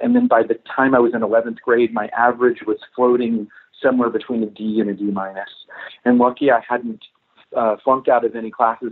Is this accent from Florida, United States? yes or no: yes; Florida, United States; I grew up in Florida